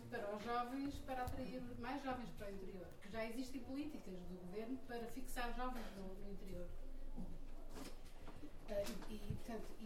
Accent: Porto, Norte, Portugal; moved away as an adult; also born or lived in Lisbon; Eu próprio sou uma neo-rural, sou do Porto, vivi no Porto em Lisboa, mas fartei das grandes cidades e fui para um fim do mundo

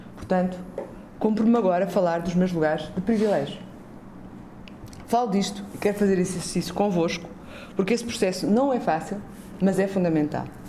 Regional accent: Azores, Portugal; venho dos Açores, que é o olho do cu da Europa

